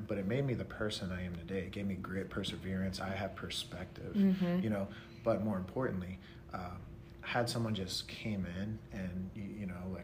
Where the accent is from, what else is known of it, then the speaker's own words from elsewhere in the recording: Pennsylvania, United States; moved away; also born or lived in Morgantown, West Virginia; Pennsylvania, where we're from